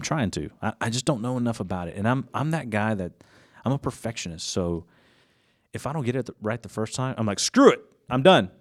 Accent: Gainesville, Georgia, United States; moved away as an adult; now in Jefferson, United States; I'm originally from Gainesville, Georgia. So just right down the road

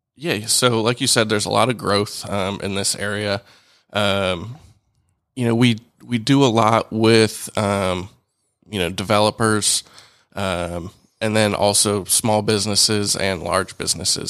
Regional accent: Alpharetta, Georgia, United States; also born or lived in Tuscaloosa, Alabama; I grew up here in Alpharetta

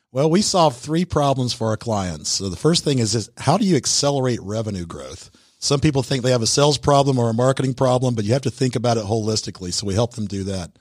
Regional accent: Atlanta, Georgia, United States; I'm actually from the Atlanta area

